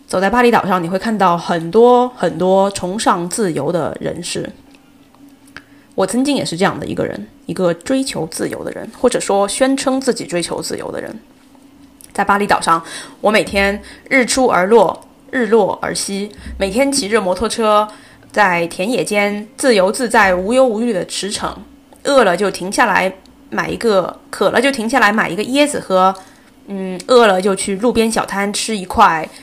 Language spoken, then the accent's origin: Chinese; China; first language Chinese; 我们生活在一个如此庞大丰富的文明作为中国人